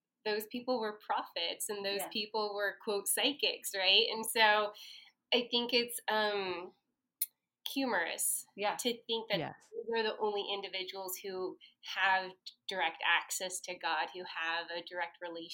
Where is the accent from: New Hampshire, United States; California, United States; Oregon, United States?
Oregon, United States; Portland; I was born and raised in the Portland metropolitan area. I'm a third-generation Portlander, possibly 5th or 6th generation Oregonian.